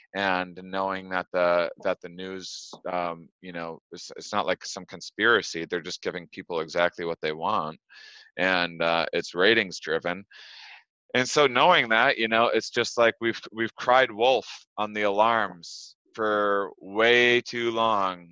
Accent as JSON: {"language": "English", "region": "Wisconsin", "country": "United States", "tie": "born or raised there", "also_born_or_lived": "Los Angeles", "moved": "as an adult", "said": "Wisconsin, my hometown, and I'm recording this from my childhood bedroom right now"}